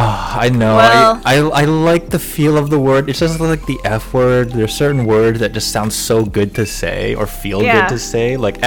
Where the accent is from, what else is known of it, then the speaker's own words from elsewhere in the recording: United States; I'm the American